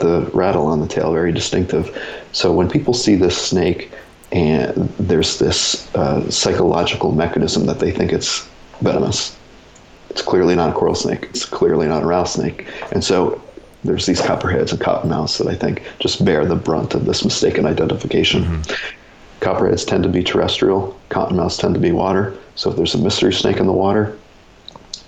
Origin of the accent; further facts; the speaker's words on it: Orange County, New York, United States; moved away; I'm from Orange County, which is right across the Hudson River, near Sterling Forest State Park and Bear Mountain